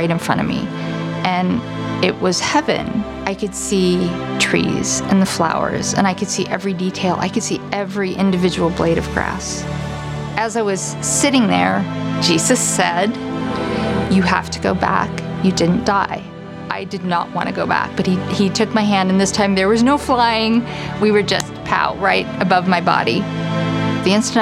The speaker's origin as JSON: {"language": "English", "town": "Council Bluffs", "region": "Iowa", "country": "United States", "tie": "born or raised there", "said": "I grew up in Council Bluffs, Iowa, in a Jewish family"}